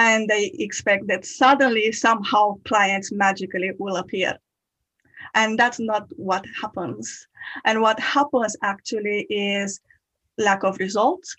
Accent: Romania; moved away as an adult; now in United Kingdom; I'm originally from Romania. I moved into the UK in 2015.

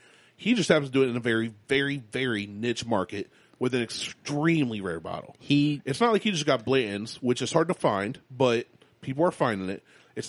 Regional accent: United States; I'm an American

